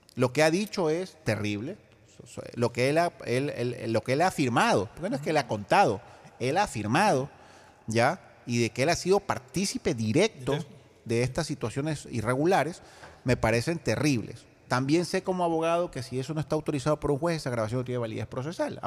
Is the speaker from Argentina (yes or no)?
no; Ecuador; como ciudadano ecuatoriano